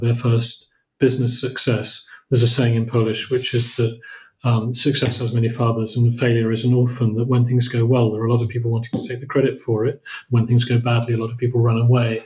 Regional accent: Oxford, South East England, United Kingdom; moved away as an adult; also born or lived in Cambridge / Poland; my background is I came from I came from Oxford, moved to Cambridge in 1985

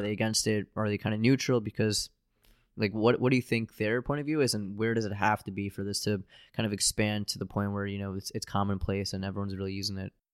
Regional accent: United States; I'm an American

